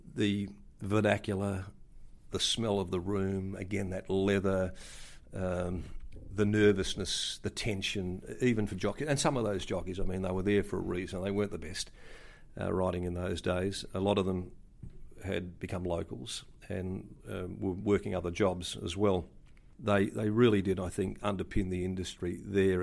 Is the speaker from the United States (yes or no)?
no; Kalgoorlie, Western Australia, Australia; born or raised there; now in Perth, Australia